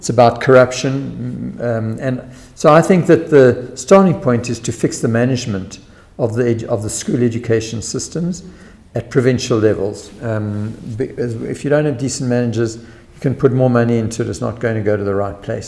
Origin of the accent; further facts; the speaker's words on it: Western Cape, South Africa; I'm from Western Cape